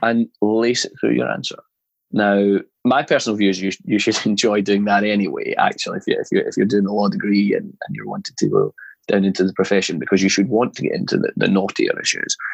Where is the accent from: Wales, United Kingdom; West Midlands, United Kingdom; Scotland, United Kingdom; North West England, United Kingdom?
Scotland, United Kingdom; moved away as an adult; also born or lived in North Carolina, United States; now in London, United Kingdom; growing up in Scotland